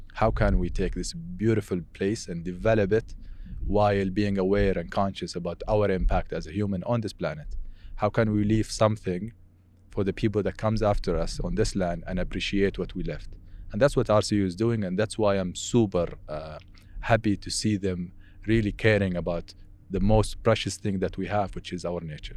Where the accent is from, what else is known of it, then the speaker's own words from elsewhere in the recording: Al-Ula, Medina Province, Saudi Arabia; English is a second language; also born or lived in Canada; being a Saudi. I grew up in this desert